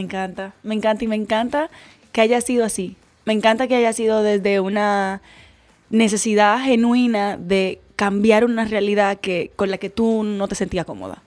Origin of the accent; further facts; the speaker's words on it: Dominican Republic; como ciudadana dominicana